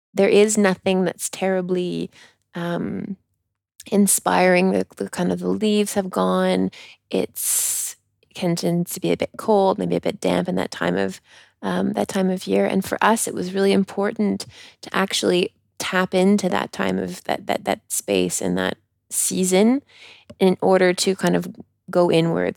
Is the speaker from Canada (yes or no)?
yes; Canada; accent: Canadian; now in France